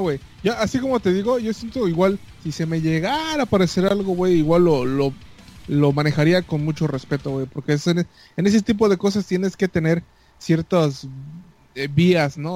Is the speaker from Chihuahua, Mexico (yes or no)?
no; Yucatán, Mexico; como yucateco